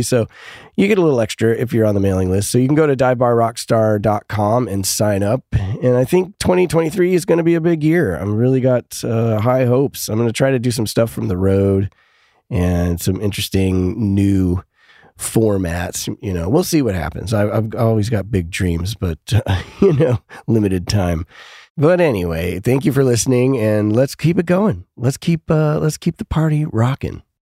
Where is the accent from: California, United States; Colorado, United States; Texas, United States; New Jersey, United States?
Colorado, United States; Denver; moved away; also born or lived in New York; I grew up in Denver